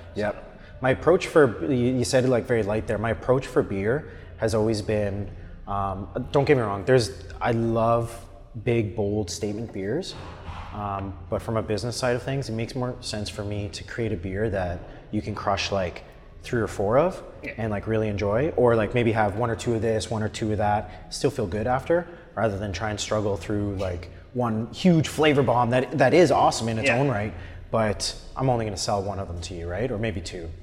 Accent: Ottawa, Ontario, Canada; I was born and raised in Ottawa.

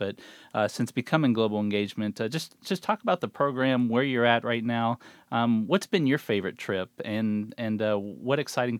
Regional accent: Steubenville, Ohio, United States; moved away

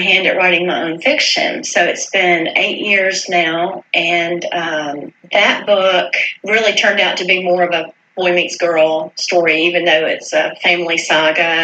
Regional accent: Greenville, South Carolina, United States; moved away; also born or lived in Virginia; my hometown of Greenville, South Carolina

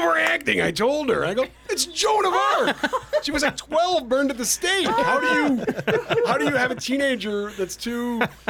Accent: Chicago, Illinois, United States; moved away; I grew up in Chicago

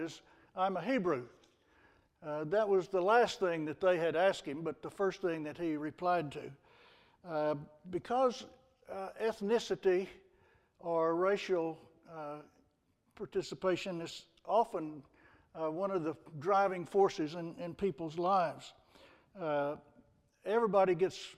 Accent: Texas, United States; I'm from Texas.

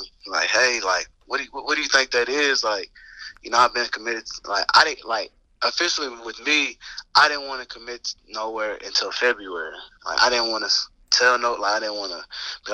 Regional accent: Texas, United States; also born or lived in Lubbock, Texas; I'm from Texas, so usually it's always I went to A&M or Texas or Texas Tech

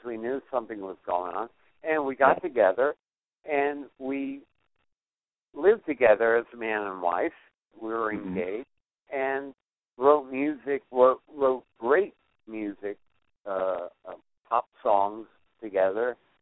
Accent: New Haven, Connecticut, United States; moved away; I got stuck in New Haven, my hometown

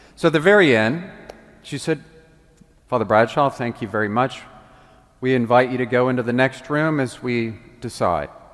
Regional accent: the South, United States; also born or lived in Washington; now in Memphis, United States; I came from the South where everybody has Southern hospitality

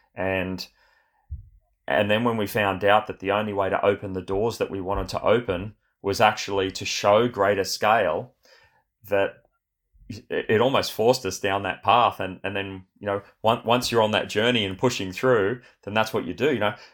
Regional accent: Australia; born or raised there; also born or lived in Sydney, Australia

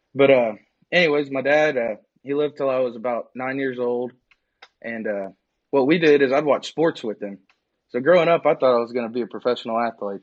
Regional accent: Needville, Texas, United States; also born or lived in Wharton, Texas / Lubbock, Texas; I was born in Wharton, Wharton. and uh, that's it's real close to Needville

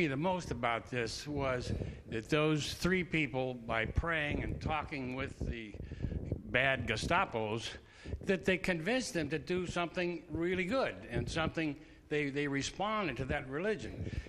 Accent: United States; a lot of German in me, and seeing the wonderful German Christians that I grew up with over in Wayne County

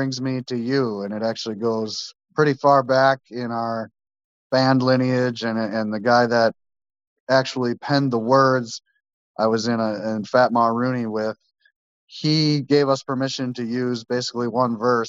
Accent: Dousman, Wisconsin, United States; also born or lived in Concord, Wisconsin / Rome, Wisconsin / Farmington, Wisconsin; I'm originally from Dousman, Wisconsin

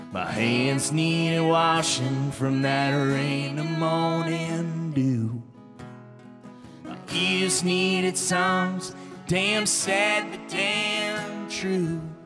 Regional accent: Schaumburg, Illinois, United States; where I grew up in Schaumburg, Illinois

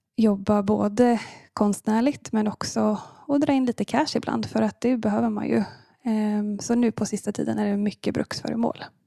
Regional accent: Linköping, Östergötland, Sweden; moved away as an adult; now in Gothenburg, Sweden; jag kommer från eh, början från Linköping och eh, landade i Göteborg för cirka nio år sedan

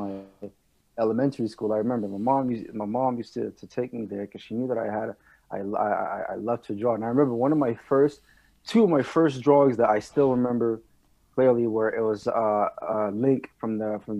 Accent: Laval, Quebec, Canada; first language French; English is a second language; also born or lived in Montreal; I was actually born and raised in Laval my entire life.

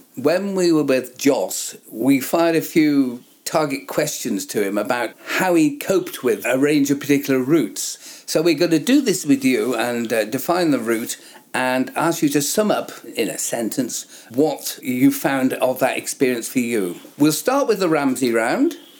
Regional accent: the south of England, United Kingdom; a southern lad like I am

